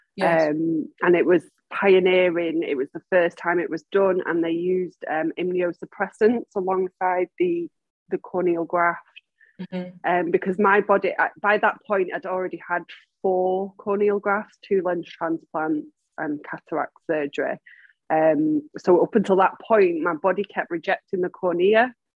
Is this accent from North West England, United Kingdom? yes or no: yes; Manchester, North West England, United Kingdom; I was born and bred in Manchester